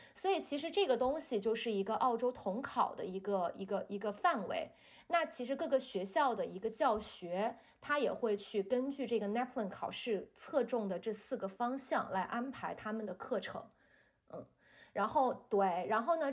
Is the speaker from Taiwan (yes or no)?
no; China; 咱们中国人呢，这个思维就是我们从小学的这种辩证的看问题